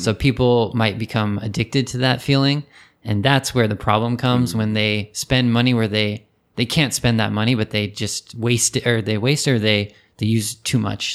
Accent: California, United States; moved away as an adult; now in Japan; there wasn't a race, um, track, a horse racing track in my hometown

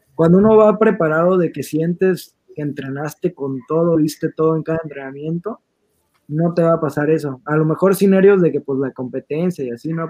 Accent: Mexico; nosotros que somos de Moducuan

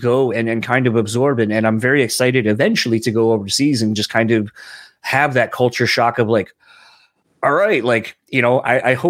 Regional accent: Delaware, United States; now in Michigan, United States; being from Delaware and where I'm from initially

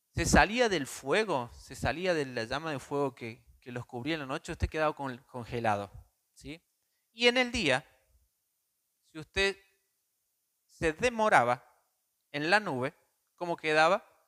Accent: Córdoba, Argentina

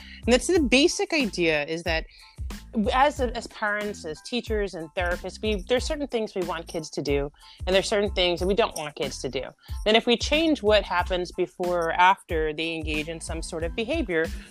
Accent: New Jersey, United States; also born or lived in New York City; I am from New Jersey

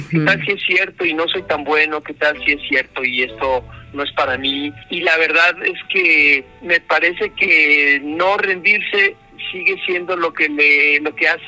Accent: Hermosillo, Sonora, Mexico; also born or lived in Mexico City; now in Guadalajara, Mexico; Yo tengo esta imagen de el desierto en Sonora, en Hermosillo, donde yo crecí, y las dunas del desierto y el tren cruzando el desierto.

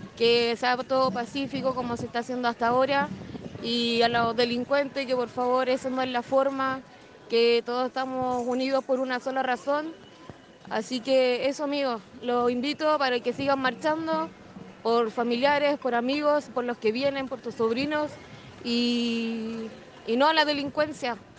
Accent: Antofagasta, Chile; soy de Antofagasta, tengo 31 años

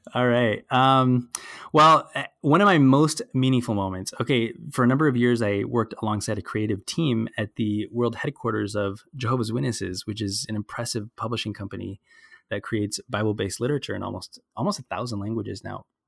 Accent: Burbank, California, United States; I grew up in Burbank.

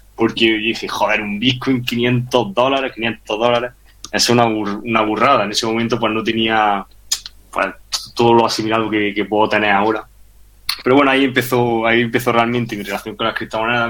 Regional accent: Granada, Andalusia, Spain; moved away as an adult; also born or lived in Madrid; yo soy también de Granada, me fui a estudiar a Madrid Ingeniería Industrial

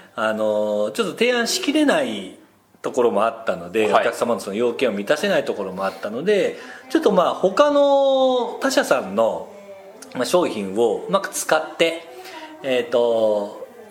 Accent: Nagano, Japan; now in Tokyo, Japan; 私生まれも育ちも長野県長野市

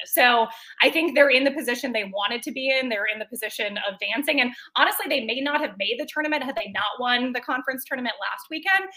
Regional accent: Minnesota, United States; I did grow up in Minnesota, but neither of my parents are from Minnesota

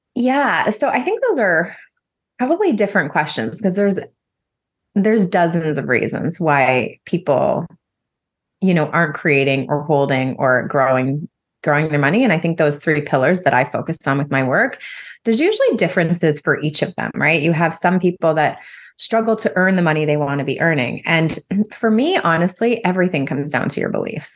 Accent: close to Toronto, Ontario, Canada; moved away as an adult; also born or lived in Calgary, Alberta; now in Nosara, Costa Rica; I'm Canadian. I grew up in close to Toronto, um, Ontario, and then spent a number of years living in Calgary, Alberta

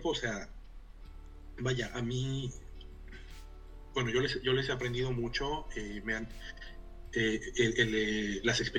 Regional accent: Mexico; moved away as an adult; now in Helsinki, Finland; el tipo de familias en las que crecimos nosotros en, las, en México, O sea, este, yo, yo hago el chiste de que yo me fui de, de ser un, eh, un mexicano clase mediero a ser un pinche inmigrante en el, en el o sea, el equivalente al Valío en, Helsinki

